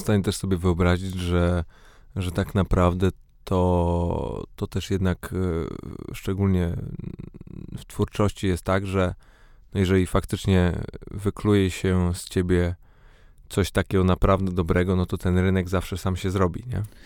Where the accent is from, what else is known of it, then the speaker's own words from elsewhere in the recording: Poznań, Greater Poland, Poland; now in Warsaw, Poland; urodziłem się w Poznaniu, mieszkam w Warszawie